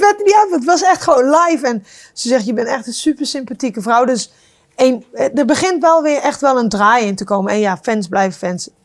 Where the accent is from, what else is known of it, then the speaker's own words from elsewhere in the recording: Netherlands; ik kom uit Nederland, klein land